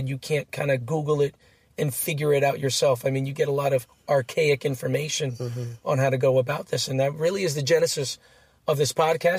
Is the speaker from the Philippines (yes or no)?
yes; Philippines; I'm Filipino.